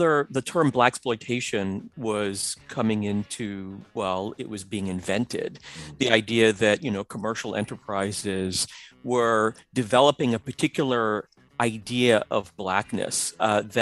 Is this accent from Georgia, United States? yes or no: no; New York City, New York, United States; when I was, you know, about 8, 9, 10 years old, growing up in the Bronx and then Queens, New York.